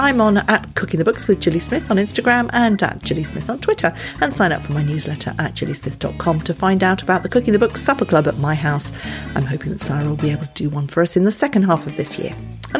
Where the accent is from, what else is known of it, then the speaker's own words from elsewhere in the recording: Malaysia; I grew up in Malaysia